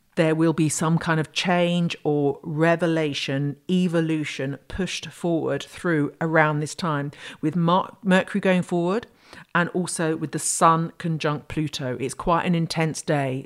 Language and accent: English; United Kingdom; I'm British